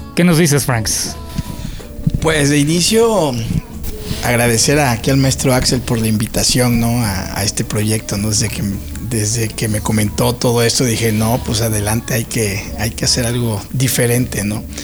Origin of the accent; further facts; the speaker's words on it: Juan Díaz Covarrubias, Veracruz, Mexico; soy de Juan Díaz Covarrubias